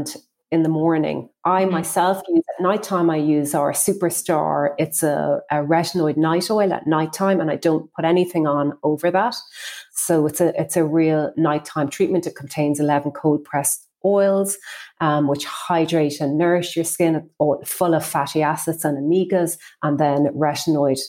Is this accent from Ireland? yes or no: yes; Ireland; we're an Irish brand, and in Ireland, we are famous for self-tanning products